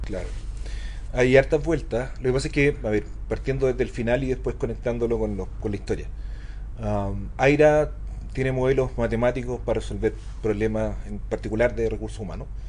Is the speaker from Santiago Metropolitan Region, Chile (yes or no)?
yes; Maipú, Santiago Metropolitan Region, Chile; yo soy un niñito maipú que cacha re poco